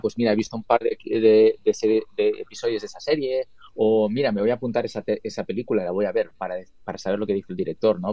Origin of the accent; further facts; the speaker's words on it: Spain; moved away as an adult; now in Los Angeles, United States; yo vivo en Los Ángeles